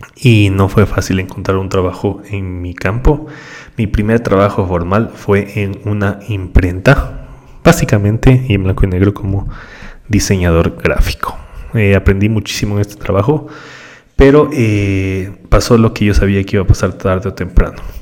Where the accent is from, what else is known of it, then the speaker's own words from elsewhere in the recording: Ecuador; Yo soy del Ecuador